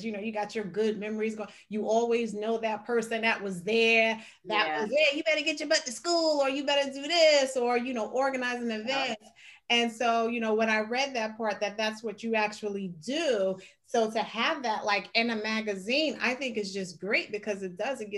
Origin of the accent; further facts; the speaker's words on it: Jersey City, New Jersey, United States; moved away; I'm from Jersey City.